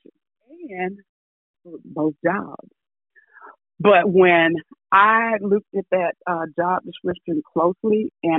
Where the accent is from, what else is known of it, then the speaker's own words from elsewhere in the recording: Ralph, Alabama, United States; I'm originally from Tuscaloosa County, a little small town called Ralph, Alabama. And my joke is, we didn't even have a traffic light. I think when I grew up, we probably didn't even have a caution light.